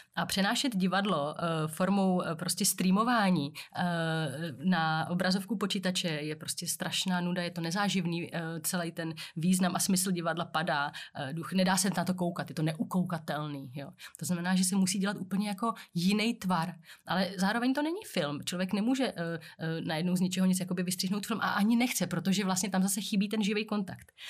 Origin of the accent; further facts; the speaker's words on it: Czechia; tady u nás v Čechách není moc zvykem jako se vyjadřovat k tomu